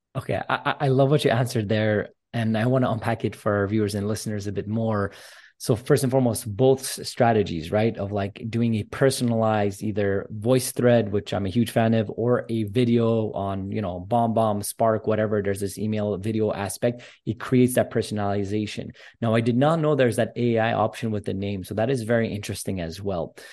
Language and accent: English; Montreal, Quebec, Canada; I'm actually Armenian descent, and I'm from Canada as well, from Montreal